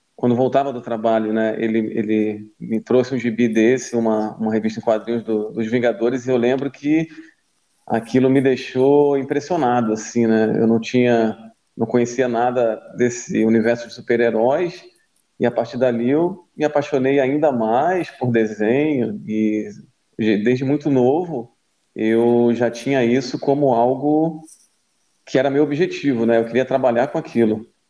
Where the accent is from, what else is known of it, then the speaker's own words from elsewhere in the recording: Macaé, Rio de Janeiro, Brazil; moved away as an adult; now in Florianópolis, Brazil; eu sou de Macaé, no Rio de Janeiro